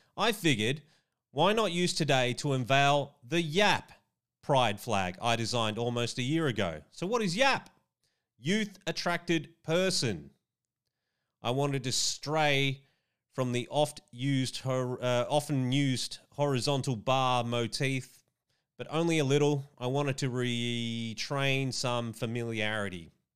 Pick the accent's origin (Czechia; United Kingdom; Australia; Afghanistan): Australia; my home country of Australia